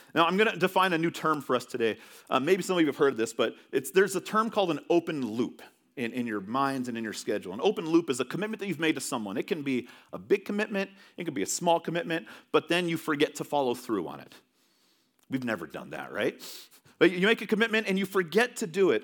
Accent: California, United States; moved away; growing up in California

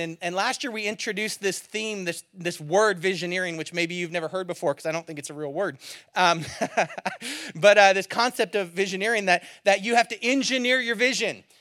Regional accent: near San Francisco, California, United States; moved away; growing up near San Francisco

